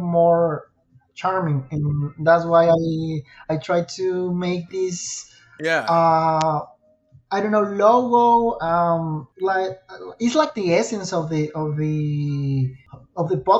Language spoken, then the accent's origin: English; Irapuato, Guanajuato, Mexico; English is a second language; I'm from Mexico and English is not my native language